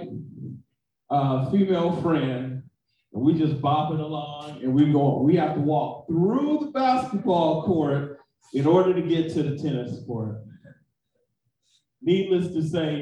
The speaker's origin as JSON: {"language": "English", "town": "Oakland", "region": "California", "country": "United States", "tie": "born or raised there", "also_born_or_lived": "San Francisco", "said": "I'm from Oakland. I'm from the town. That's what we call it. We call it the town. If you're in the Bay Area, San Francisco is the city. I'm from both. I was born in the city, then I moved to the town"}